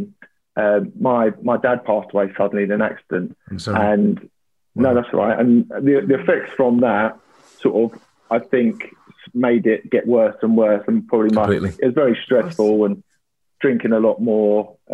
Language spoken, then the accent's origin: English; London, United Kingdom; I'm 32 years old now. I grew up in North London and have worked in the city for the last 7 years.